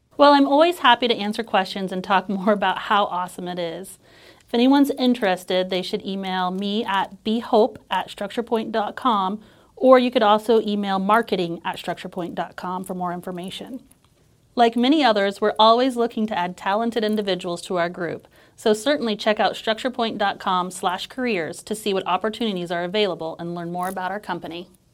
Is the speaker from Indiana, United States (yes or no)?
yes; near Turkey Run State Park, Indiana, United States; I grew up near Turkey Run State Park